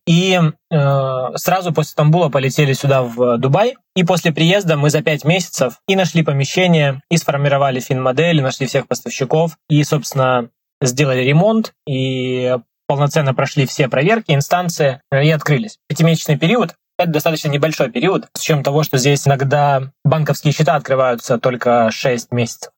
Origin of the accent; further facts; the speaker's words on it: Krasnodar, Krasnodar Krai, Russia; moved away as an adult; now in Dubai, United Arab Emirates; в Краснодаре, откуда я родом